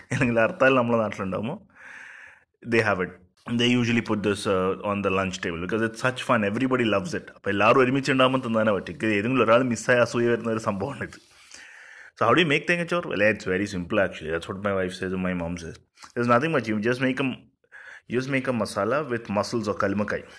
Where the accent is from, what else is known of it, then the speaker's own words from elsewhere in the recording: Thalassery, Kerala, India; ഞാനൊരു യുണീക്ക് തലശ്ശേരിക്കാരനാണ്